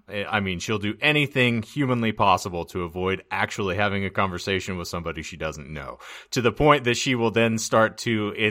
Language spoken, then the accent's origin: English; Lake Havasu City, Arizona, United States; Yeah, it's and like I grew up like in Havasu, there are routinely hills and driveways that are at least a 60-degree angle.